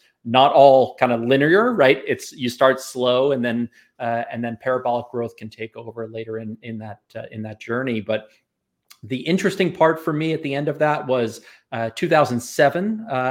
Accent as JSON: {"language": "English", "region": "New York", "country": "United States", "tie": "born or raised there", "said": "So I grew up on the North Shore of Long Island, and I escaped without an accent."}